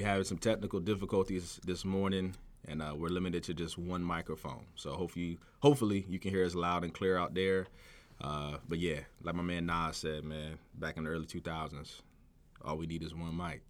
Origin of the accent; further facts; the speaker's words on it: Virginia Beach, Virginia, United States; also born or lived in Chesapeake, Virginia; I grew up in Virginia Beach, but I've been living in Chesapeake for the last, like, twelve years.